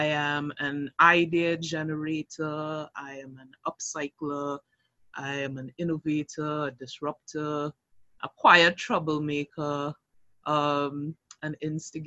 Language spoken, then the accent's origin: English; Arima, Trinidad & Tobago; also born or lived in Anguilla (ancestry); I'm from Arima, so east in the house